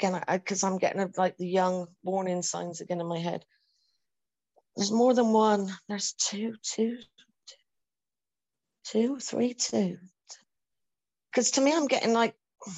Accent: United Kingdom; I'm from the United Kingdom.

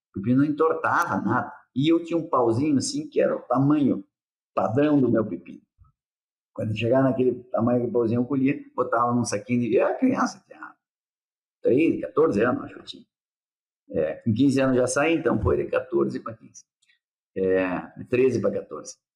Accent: Nova Prata, Rio Grande do Sul, Brazil; Eu sou de Nova Prata.

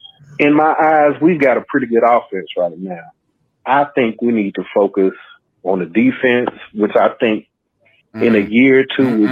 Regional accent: Charlotte, North Carolina, United States; now in Louisiana, United States; I'm from Charlotte, North Carolina.

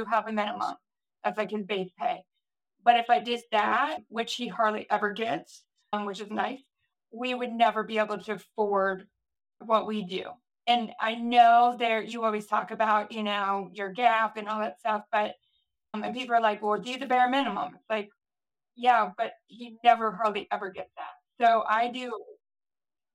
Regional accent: Ohio, United States; I'm from Ohio

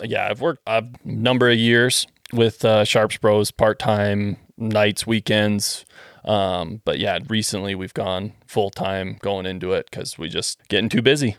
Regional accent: Western Canada, Canada; moved away; I'm from Western Canada.

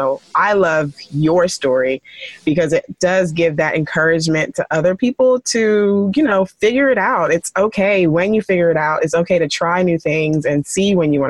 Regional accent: Nigeria; my parents want to be a pharmacist and, you know, I'm Nigerian and they always trying to push what they want.

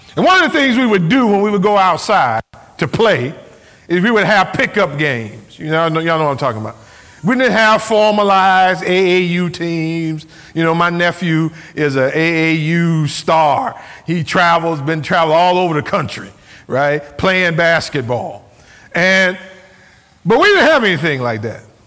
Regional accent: Cleveland, Ohio, United States; I grew up in Cleveland, Ohio

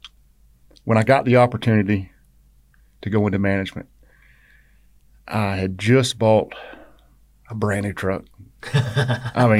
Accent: Savannah, Georgia, United States; also born or lived in Statesboro, Georgia; I grew up in Savannah up until 80, 81

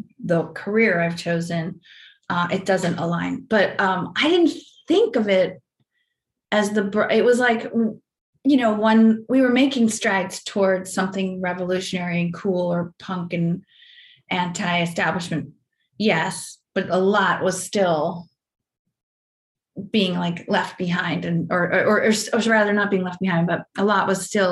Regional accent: Rockville Centre, New York, United States; moved away; I grew up in Rockville Center

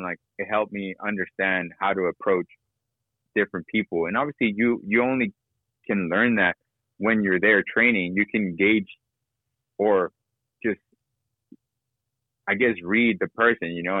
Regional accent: Nashville, Tennessee, United States; me growing up in Nashville

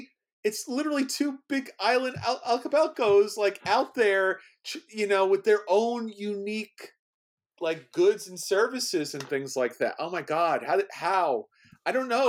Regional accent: New York City, New York, United States; I'm from New York City

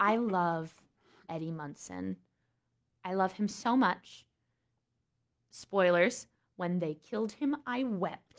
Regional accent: United States; we Americans

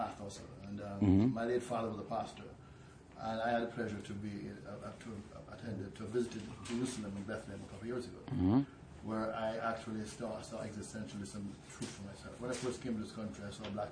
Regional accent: Jamaica; I'm a Jamaican.

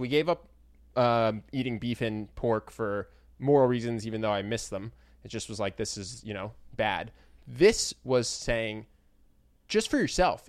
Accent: United States

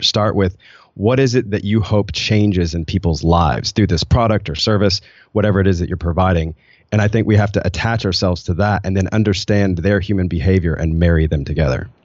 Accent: Nashville, Tennessee, United States; moved away as an adult; also born or lived in Rwanda; I'm from Nashville, and I was coming from Nashville culture

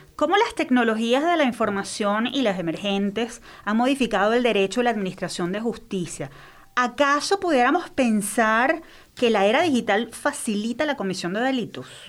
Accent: Venezuela

